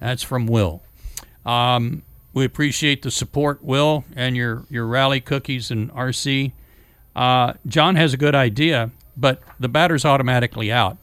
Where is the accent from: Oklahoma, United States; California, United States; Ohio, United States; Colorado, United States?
Oklahoma, United States; Norman; moved away; I was, um, landlocked in Oklahoma